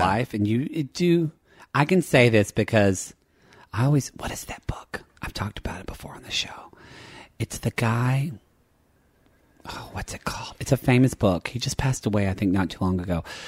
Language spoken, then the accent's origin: English; Oklahoma, United States; I'm from Oklahoma